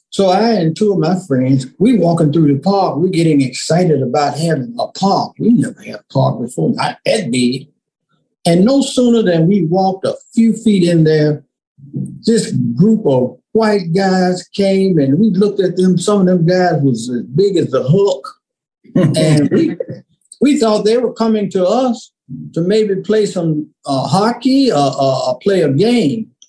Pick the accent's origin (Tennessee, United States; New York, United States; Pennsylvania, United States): Tennessee, United States; Memphis; Growing up in Memphis, I grew up on the on the bluff, literally. I grew up on the bluff of the Mississippi River, literally.